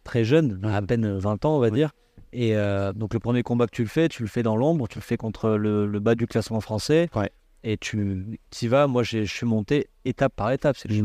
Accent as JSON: {"language": "French", "town": "Valbonne", "region": "Provence-Alpes-Côte d'Azur", "country": "France", "tie": "born or raised there", "also_born_or_lived": "Cannes / Le Cannet-Rocheville", "moved": "as an adult", "said": "j'ai une jeunesse à Valbonne"}